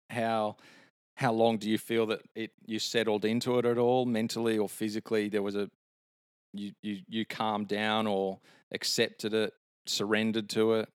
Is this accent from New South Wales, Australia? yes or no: yes; Sydney, New South Wales, Australia; moved away; my hometown of Sydney